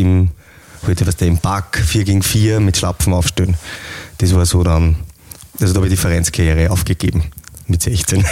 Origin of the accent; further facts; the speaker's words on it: Leonding, Upper Austria, Austria; also born or lived in Linz; Ich komme eigentlich aus Leonding